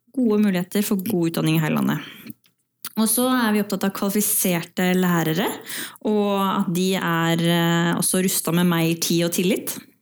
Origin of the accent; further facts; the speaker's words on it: Valdres, Innlandet, Norway; så kommer jeg fra Valdres i utgangspunktet